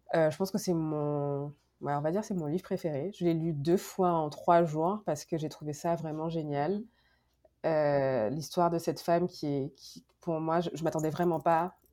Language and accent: French; Guadeloupe; moved away as an adult; also born or lived in France; now in Montreal, Canada; je viens de la Guadeloupe. j'ai étudié en France